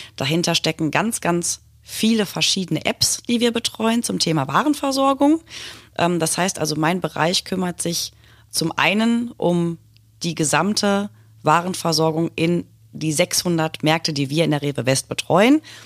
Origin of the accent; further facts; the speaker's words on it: Hattingen, North Rhine-Westphalia, Germany; Ich bin gebürtig aus Hattingen an der Ruhr.